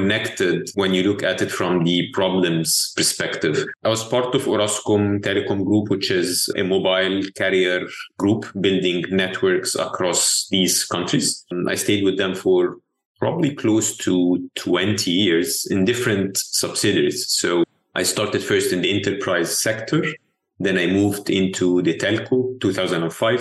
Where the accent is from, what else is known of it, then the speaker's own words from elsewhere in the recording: Egypt; I'm born and raised in Egypt.